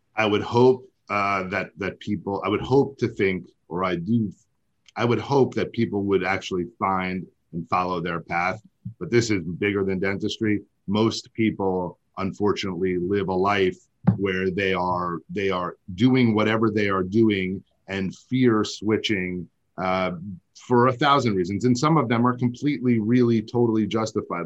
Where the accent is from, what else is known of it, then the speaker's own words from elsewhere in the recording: New York, United States; I'm from I'm from New York